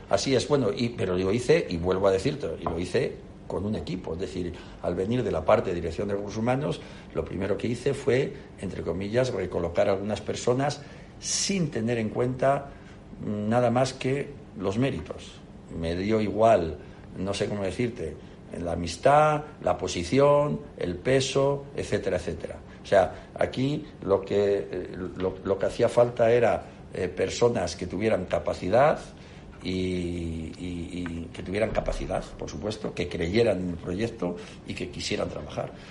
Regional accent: León, Castile and León, Spain; also born or lived in Palencia / Oviedo; castellano leonés, nací en Palencia y me he criado en León

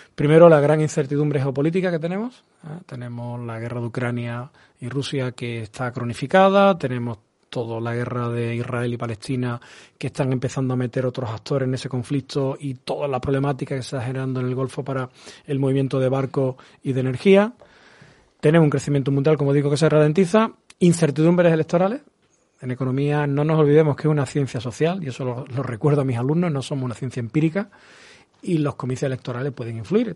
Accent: Andalusia, Spain; mi región

